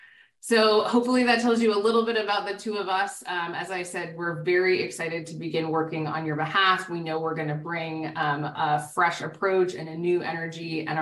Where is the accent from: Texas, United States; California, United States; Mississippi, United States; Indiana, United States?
California, United States; Southern; moved away as an adult; now in Washington, D.C., United States; I'm a native Californian. I hail from Southern California